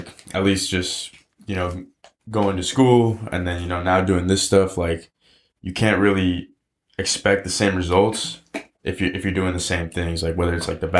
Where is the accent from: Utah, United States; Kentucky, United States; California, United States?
California, United States; Marin; also born or lived in Canal / Richmond; growing up in Marin, bro, like I feel like I was just growing up in a bubble. You know, especially being a person of color.